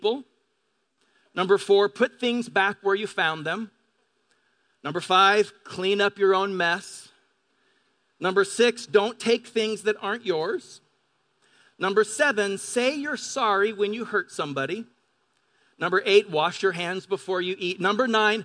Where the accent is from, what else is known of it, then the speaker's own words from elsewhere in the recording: Pend Oreille River, eastern Washington, United States; now in La Verne, United States; I grew up on the Pend'Oreille River in eastern Washington